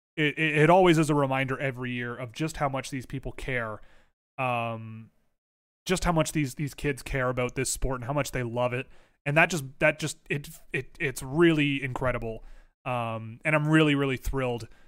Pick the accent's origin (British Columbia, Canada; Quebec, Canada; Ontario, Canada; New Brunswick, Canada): Ontario, Canada; Toronto; a person born and raised in Toronto